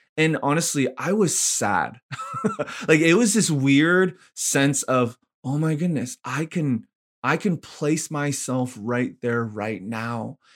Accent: Vancouver, British Columbia, Canada; also born or lived in Ottawa / Montreal / Korea / Nashville; now in Edmonton, Canada; born and raised in Vancouver, Canada

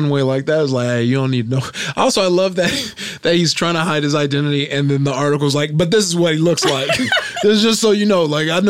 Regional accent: Nigeria; I'm Nigerian.

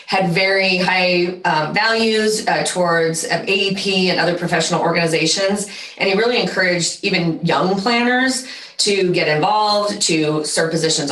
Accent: Central Valley, California, United States; also born or lived in San Diego; I grew up in the Central Valley

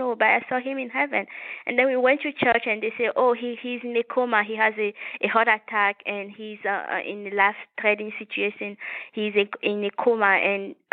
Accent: Togo; now in United States; I was born in West Africa, in a small country called Togo. Which is a French-speaking country. So I was raised by my mom.

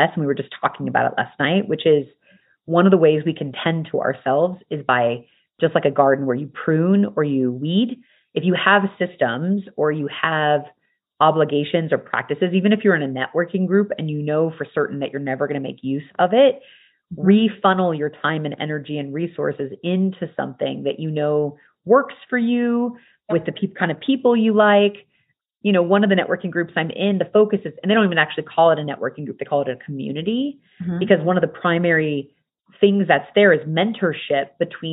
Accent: United States; I am American, raised in the culture of America

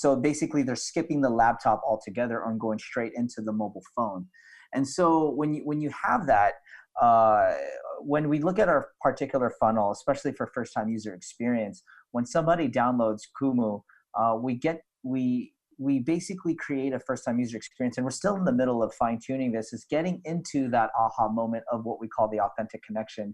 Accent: Philippines; we're in Southeast Asia. So you have kind of that Malay type of experience. But, you know, being a colony of Spain

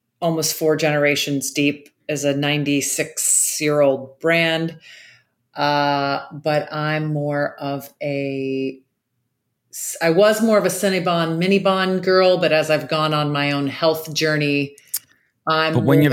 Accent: Jacksonville, Florida, United States; I grew up in Jacksonville, Florida

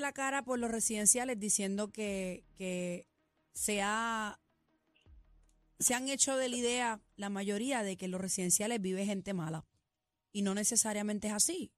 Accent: San Juan, Puerto Rico; also born or lived in Country Club, San Juan; yo soy de Country Club, pero me crié en Quintana

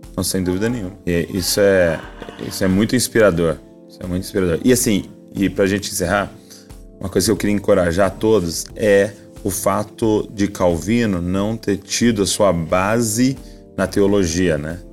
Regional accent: Brazil; como brasileiro

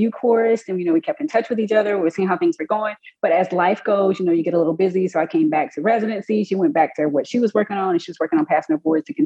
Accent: Mississippi, United States; moved away as an adult; also born or lived in Columbus, Georgia; now in Alabama, United States; I'm originally from Mississippi, practicing in Alabama

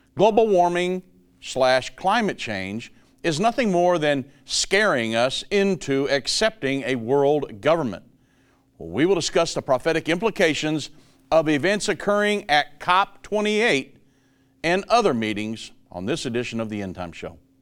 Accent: Richmond, Indiana, United States; moved away as an adult; now in Dallas, United States; I was born and raised in Richmond, Indiana, till I was 33 and then went 34 when we moved down here to Dallas

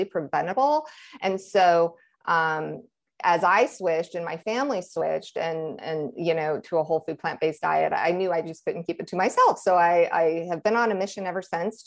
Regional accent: Nebraska, United States; I am originally from Nebraska, the middle of Nebraska, which is a farming community. Growing up, we had meals that consisted of meat and dairy

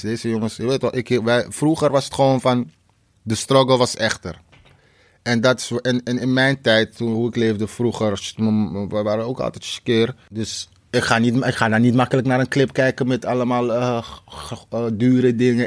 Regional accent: Amsterdam, North Holland, Netherlands; Ik kom uit Krijnest.

